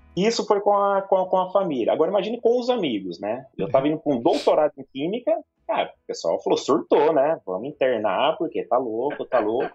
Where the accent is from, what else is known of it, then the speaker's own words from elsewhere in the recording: São Paulo, Brazil; also born or lived in Maringá; São Paulo é minha terra